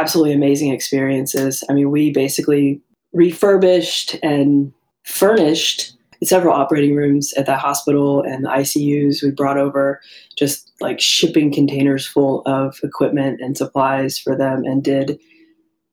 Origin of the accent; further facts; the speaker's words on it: Tampa, Florida, United States; From Tampa, Florida. Growing up in Florida is pretty cool.